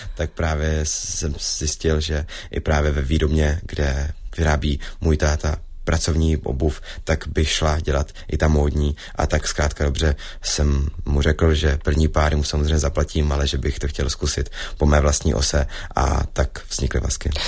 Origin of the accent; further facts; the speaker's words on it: Zlín, Zlín Region, Czechia; jsem ze Zlína